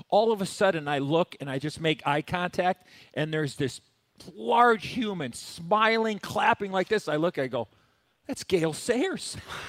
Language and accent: English; Chicago, Illinois, United States; I'm from here, and I lived and died as a Blackhawk as a kid